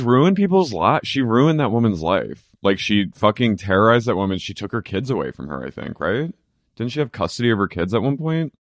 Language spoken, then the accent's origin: English; near Cherry Hill, New Jersey, United States; I grew up near Finch.